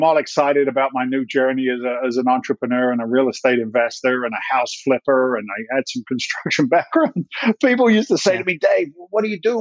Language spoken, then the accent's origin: English; Andover, South East England, United Kingdom; moved away as an adult; also born or lived in London; now in United States; I was born in London. I grew up in the south coast of England, a little town called Andover in Hampshire